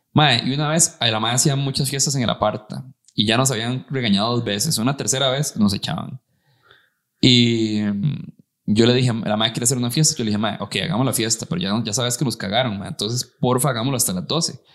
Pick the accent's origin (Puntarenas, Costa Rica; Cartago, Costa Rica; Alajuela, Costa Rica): Alajuela, Costa Rica; San Carlos; moved away; crecí en San Carlos y me vine para acá